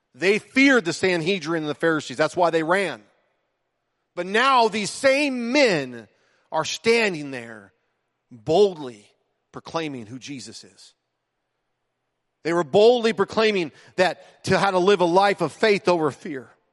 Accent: United States; I might be American in citizenship

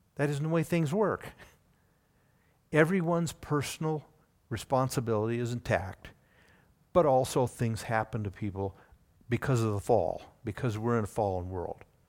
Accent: Oregon, United States; also born or lived in Indiana; we moved from Indiana to Oregon. And we spent the next twenty-plus years in the Pacific Northwest.

